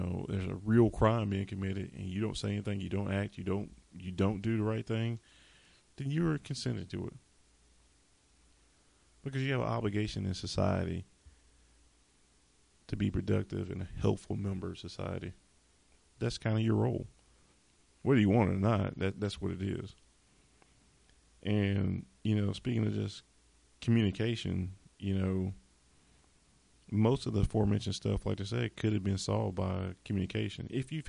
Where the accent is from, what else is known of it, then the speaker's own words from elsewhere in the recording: the South, United States; I'm from the South, and we always have to talk about, and I'm off script again, Confederate monuments and stuff